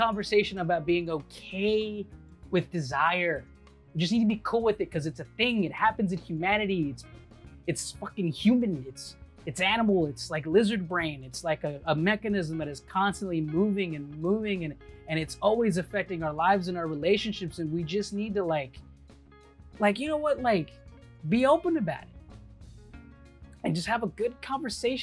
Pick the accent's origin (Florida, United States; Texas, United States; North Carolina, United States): Texas, United States; I grew up in Texas and like I grew up as a kid here